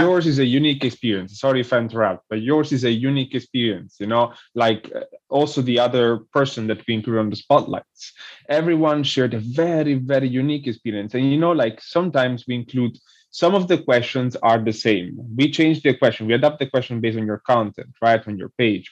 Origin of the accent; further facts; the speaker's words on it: Montesarchio, Campania, Italy; first language Italian; English is a second language; moved away as an adult; also born or lived in Naples, Italy / New York, United States; I was born in Naples but I grew up uh, in a in a small village that is not far from Naples and it's called Montesarchio